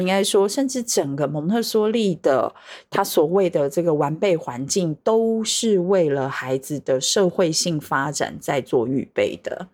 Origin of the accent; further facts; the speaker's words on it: Taiwan; 我是来自台湾的神秘嘉宾